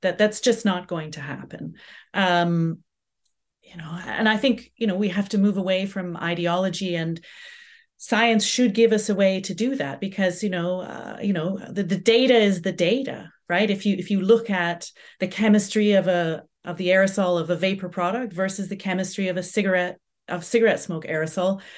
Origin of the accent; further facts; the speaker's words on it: Canada; also born or lived in Southampton; now in United Kingdom; growing up in Canada